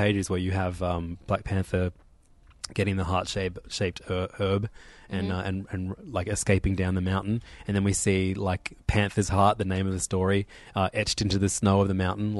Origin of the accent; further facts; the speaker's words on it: Ireland; I'm Irish, and I've been on tour with ….